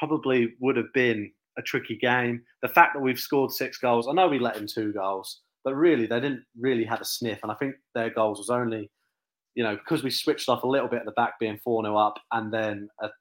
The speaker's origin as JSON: {"language": "English", "region": "England", "country": "United Kingdom", "said": "being English"}